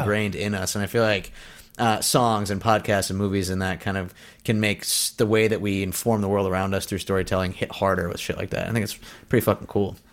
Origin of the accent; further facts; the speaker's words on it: United States; as an American